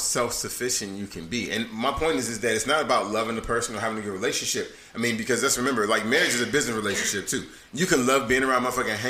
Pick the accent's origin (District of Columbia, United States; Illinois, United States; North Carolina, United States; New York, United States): District of Columbia, United States; Washington; moved away; I speak American Sign Language. I'm from Washington D.C. area